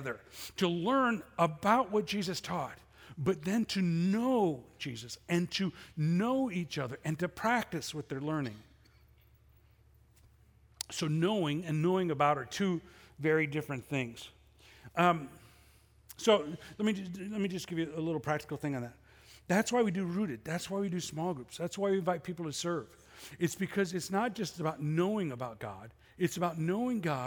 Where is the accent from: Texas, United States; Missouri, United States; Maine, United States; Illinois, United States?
Illinois, United States; Chicago; I grew up in Chicago.